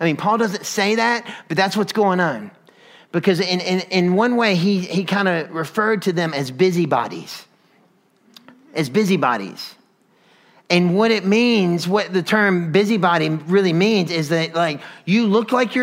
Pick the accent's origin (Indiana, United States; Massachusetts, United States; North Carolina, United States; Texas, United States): North Carolina, United States; now in Atlanta, United States; I grew up in North Carolina